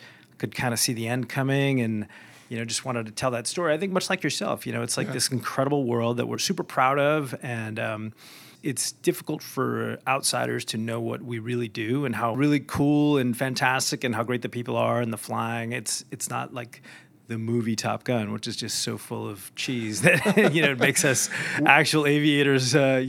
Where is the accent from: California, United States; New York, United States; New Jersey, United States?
New York, United States; Rochester; I am from the East Coast, moved around a little bit, but went to high school in Rochester, New York.